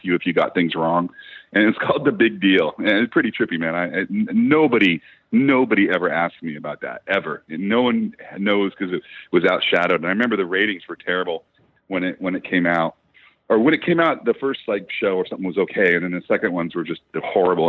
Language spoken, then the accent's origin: English; Ventura, California, United States; also born or lived in Los Angeles, California; I'm going to go back to my hometown, Ventura